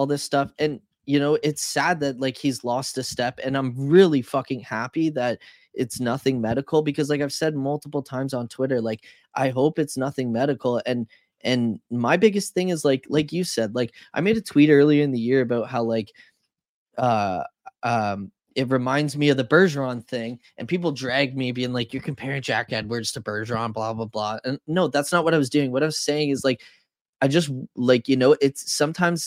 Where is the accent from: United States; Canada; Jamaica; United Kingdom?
Canada; as a Canadian